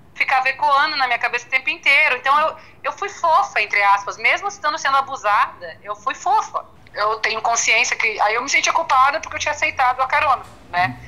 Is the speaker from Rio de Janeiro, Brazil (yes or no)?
no; interior of Paraná, Brazil; moved away as an adult; also born or lived in Curitiba; now in São Paulo, Brazil; sou do interior do Paraná